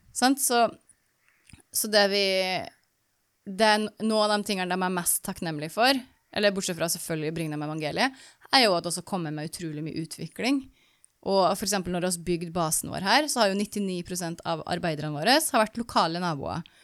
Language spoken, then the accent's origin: Norwegian; Norway; moved away; jeg som nordmann